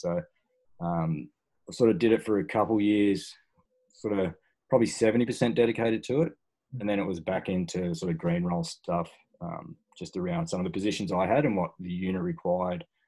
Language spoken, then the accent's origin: English; Australia; born and bred in Australia